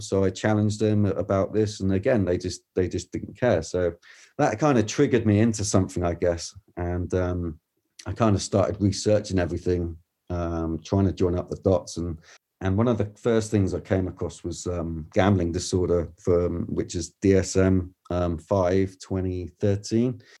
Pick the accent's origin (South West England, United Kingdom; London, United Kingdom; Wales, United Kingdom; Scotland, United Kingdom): South West England, United Kingdom; Weymouth; I'm come from Weymouth, which is a seaside town south of, um, England, in a small county called Dorset